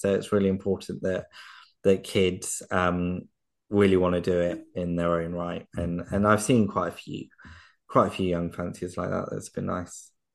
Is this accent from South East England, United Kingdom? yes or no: yes; Surrey, South East England, United Kingdom; I'm from, I'm from Surrey in England